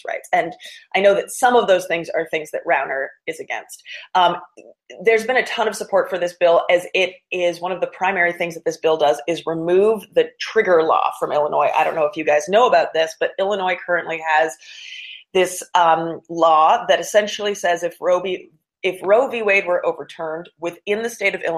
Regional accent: Canada; moved away as an adult; now in United States; I'm actually Canadian, and we've got very different laws up there

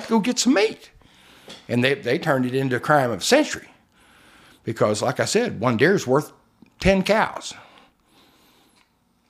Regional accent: Levelland, Texas, United States; moved away as an adult; also born or lived in California / Augusta / South Carolina; When I was a little kid, I was born in West Texas, a little town outside of Lubbock, called Leveland

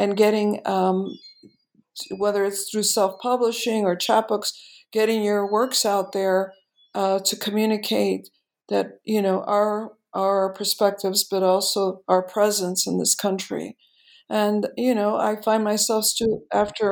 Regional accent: Chicago, Illinois, United States; moved away as an adult; now in New Mexico, United States; I was born and raised in Chicago and received most of my education in Chicago.

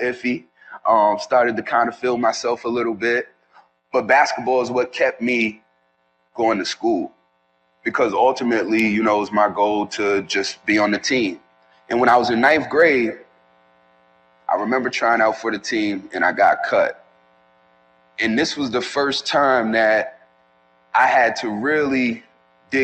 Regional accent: New York City, New York, United States; I'm originally from New York City, from the Bronx

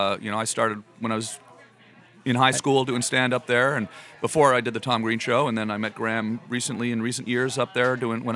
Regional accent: Ottawa, Ontario, Canada; moved away as an adult; now in United States; I'm from Ottawa, too.

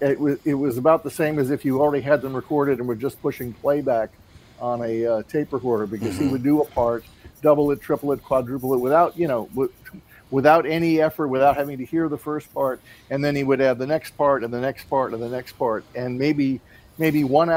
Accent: East Coast, United States; I mean, I grew up on the East Coast.

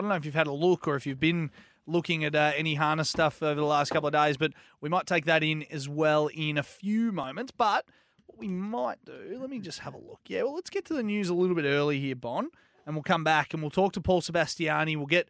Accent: Melbourne, Victoria, Australia; Down in the sunny southeast.

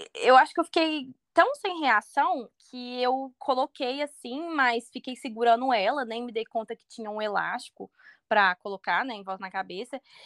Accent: Belo Horizonte, Minas Gerais, Brazil; now in United States; eu sou de BH

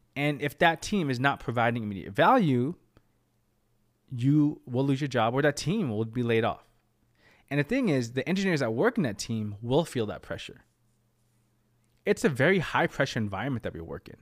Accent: United States; I was born in America

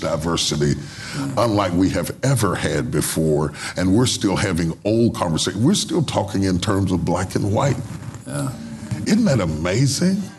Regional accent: West Virginia, United States; I'm from West Virginia

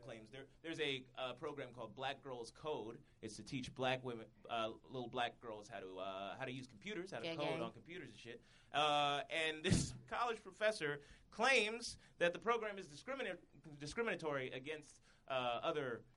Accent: Atlanta, Georgia, United States; I'm from Atlanta

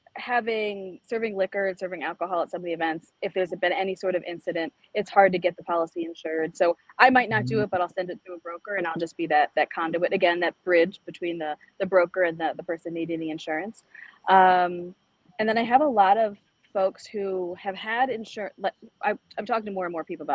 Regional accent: Northern Baltimore County, Maryland, United States; also born or lived in El Salvador; I was born in El Salvador. I was adopted at a young age. Both my parents who adopted me were Baltimore City principals. So I saw the contrast growing up in Northern Baltimore County

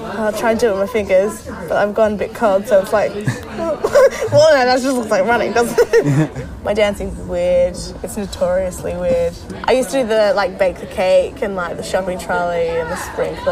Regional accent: Sydney, New South Wales, Australia; accent: soft Australian; I am from Australia. I'm from Sydney.

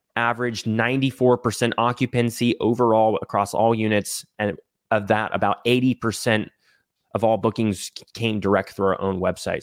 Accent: Texas, United States; moved away; also born or lived in Idaho; I grew up in Texas, but my family moved up to Idaho, uh, in two thousand nine. So lived in Idaho for ten years and then moved back down to Texas

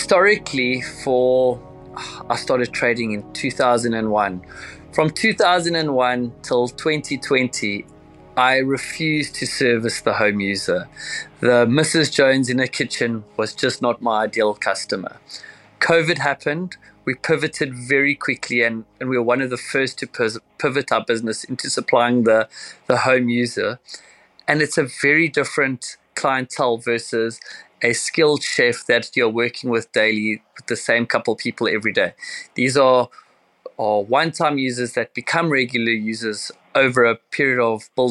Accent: Cape Town, Western Cape, South Africa; I'm from Cape Town, South Africa

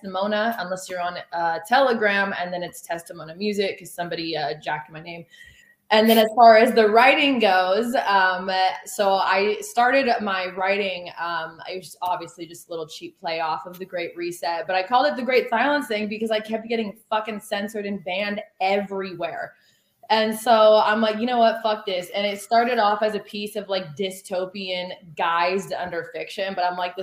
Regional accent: Oregon, United States; also born or lived in Los Angeles; Born and raised in Oregon

